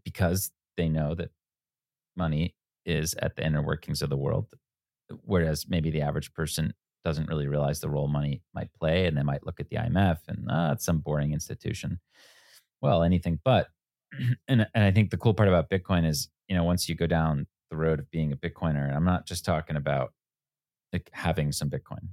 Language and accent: English; United States; 15 year old kid growing up outside New York City